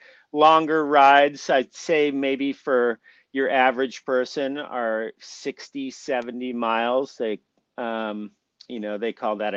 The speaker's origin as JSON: {"language": "English", "town": "Tucson", "region": "Arizona", "country": "United States", "tie": "born or raised there", "said": "I live in Tucson, Arizona. It's my hometown."}